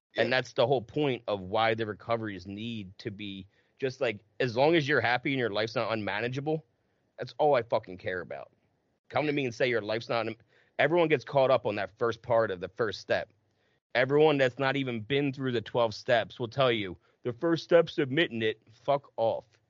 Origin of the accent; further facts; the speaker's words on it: New Jersey, United States; We're both from Jersey